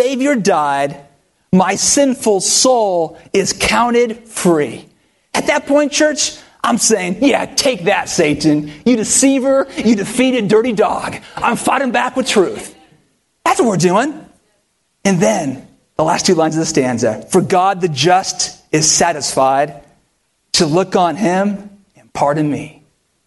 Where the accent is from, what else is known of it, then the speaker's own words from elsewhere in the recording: near Stanford University, California, United States; moved away; I grew up near Stanford University